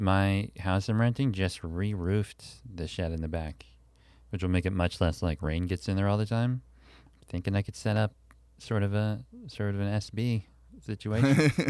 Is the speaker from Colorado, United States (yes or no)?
no; Pennsylvania, United States; I grew up in Pennsylvania, which I believe was founded by a Quaker, William Penn, fourth grade.